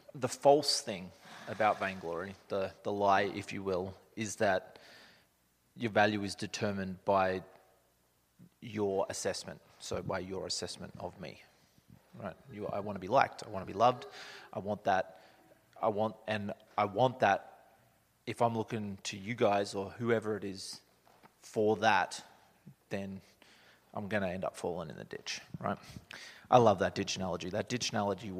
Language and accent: English; Australia; moved away as an adult; now in Canada; I'm from Australia. I've been upside down my whole life.